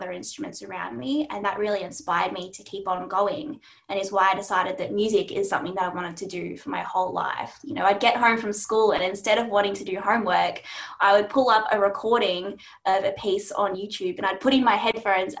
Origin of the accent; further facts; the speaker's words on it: Melbourne, Victoria, Australia; I am a clarinetist from Melbourne